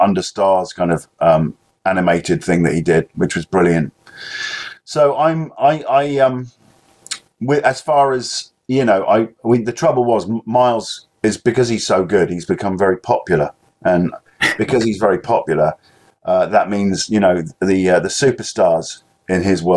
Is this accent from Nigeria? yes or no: no; England, United Kingdom; I'm particularly English